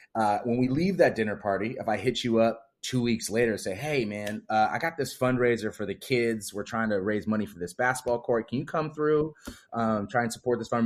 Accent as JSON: {"language": "English", "region": "Wisconsin", "country": "United States", "tie": "born or raised there", "said": "I'm from the Midwest, I gr, I grew up in Wisconsin."}